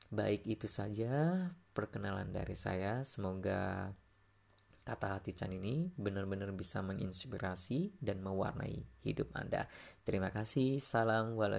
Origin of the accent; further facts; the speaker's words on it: Lamongan, East Java, Indonesia; now in Malang, Indonesia; kemudian saya ini berasal dari Lamongan Jawa Timur saya sudah tinggal di kota Malang sudah hampir uh, apa ya setengah dari umur saya ini saya habiskan uh, berada di Malang itu sendiri